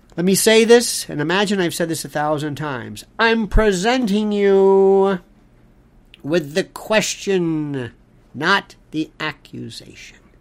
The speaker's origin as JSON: {"language": "English", "country": "United States", "said": "I'm also an American"}